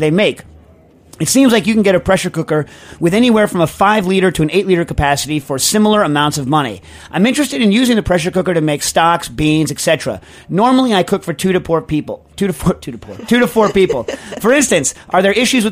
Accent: United States

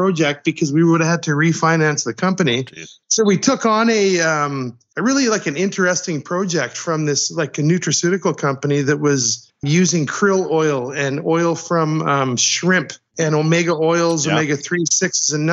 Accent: Saskatchewan, Canada; also born or lived in Germany; now in Toronto, Canada; I'm from Saskatchewan. I'm Canadian

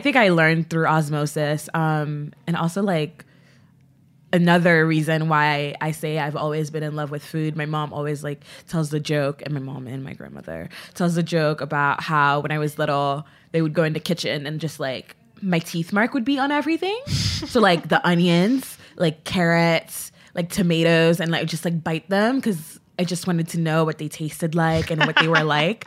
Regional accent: Port-au-Prince, Ouest, Haiti; moved away; I was born in Port-au-Prince, um, so, like, my dad wa, worked in America, but I was born in Haiti, so I had, like, I'm a U S, U S citizen with, like, a birth abroad. Um, but I grew up there

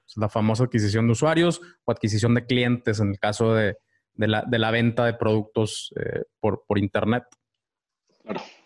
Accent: Ciudad Victoria, Tamaulipas, Mexico; moved away; mi pueblo natal

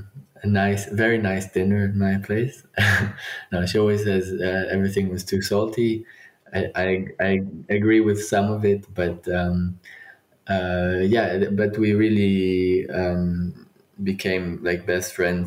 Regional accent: Israel; moved away as an adult; now in Berlin, Germany; I was born in Israel, moved to Berlin 12 years ago

